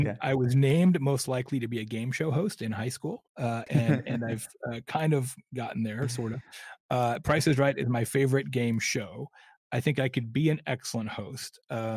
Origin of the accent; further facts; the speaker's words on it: Arizona, United States; I grew up in Arizona, so I literally am like a tequila collector